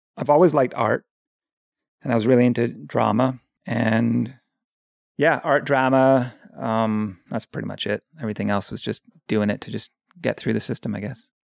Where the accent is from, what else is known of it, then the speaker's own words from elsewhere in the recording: Victoria, British Columbia, Canada; also born or lived in England; now in Pender Island, Canada; I grew up in England, and our family moved to Victoria when I was about nine years old. And so I consider Victoria my hometown. That's where I went to high school and grew up for most of my childhood, from like nine until twenty.